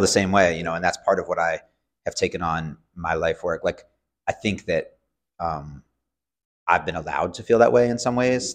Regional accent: Cambridge, Massachusetts, United States; I grew up in Cambridge, Massachusetts, so I'm going to Cambridge Public Schools

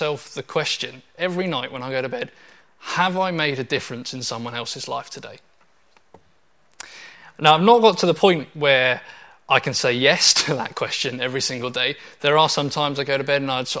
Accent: Portsmouth, South East England, United Kingdom; When I was a teenager, I grew up in Portsmouth

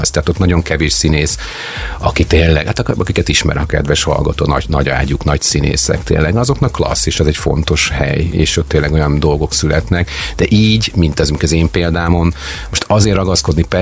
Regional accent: Szeged, Csongrád-Csanád, Hungary; Tehát Szegedre azért hazajönni nem gáz.

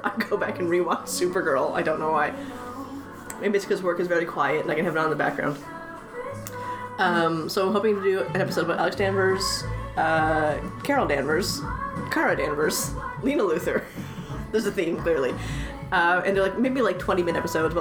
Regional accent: Canada; also born or lived in Halifax; I'm very Canadian

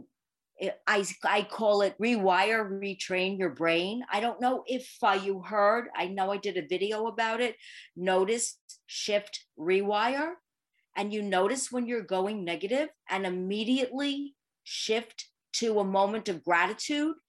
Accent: New York City, New York, United States; So I am born and bred in Manhattan, the Big Apple

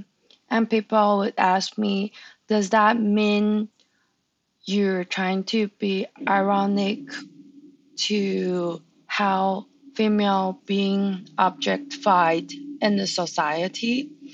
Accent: Taiwan; English is a second language; moved away; I'm from Taiwan.

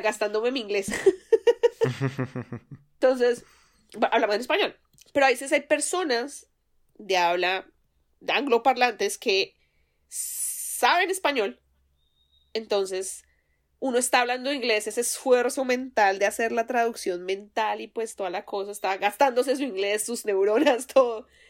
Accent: Colombia; now in United States; digo, pues que de Colombia, obviamente, porque el acento pues me traiciona

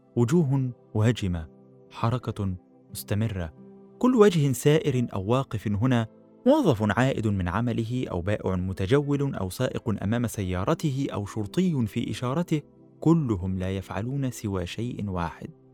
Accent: Egypt

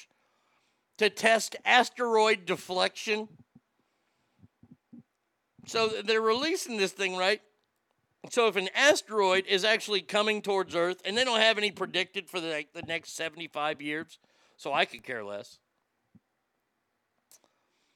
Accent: Texas, United States; my home state

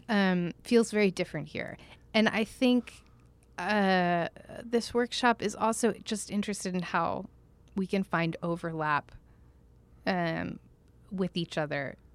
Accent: Tulsa, Oklahoma, United States; also born or lived in Jackson, Mississippi / New York City / Washington, D.C. / Essen, Germany; now in Santa Barbara, United States; So I grew up in Oklahoma.

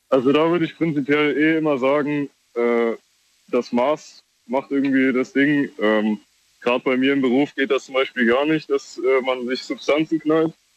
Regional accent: Kaiserslautern, Rhineland-Palatinate, Germany; ich komme aus Kaiserslautern, aktuell halt umgezogen im Dorf

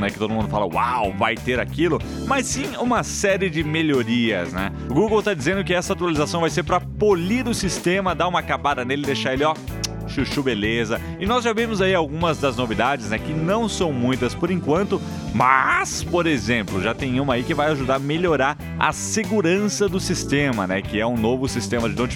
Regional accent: Machado, Minas Gerais, Brazil; Não, eu sou de Machado.

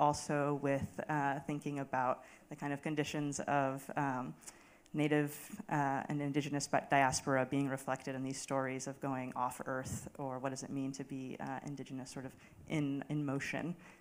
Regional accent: Tucson, Arizona, United States; moved away as an adult; also born or lived in Chandler, Arizona; now in New York City, United States; grew up in Tucson

